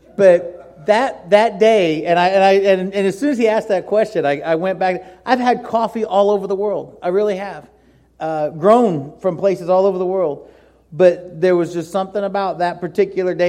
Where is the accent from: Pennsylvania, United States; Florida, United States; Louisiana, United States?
Florida, United States; Miami; moved away; I grew up in Miami